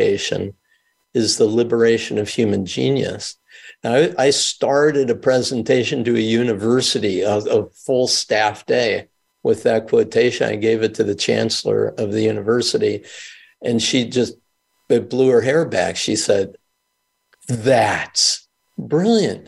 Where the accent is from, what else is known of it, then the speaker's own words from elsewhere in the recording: Mount Vernon, New York, United States; also born or lived in Milwaukee, Wisconsin / Israel; I grew up in Mount Vernon, New York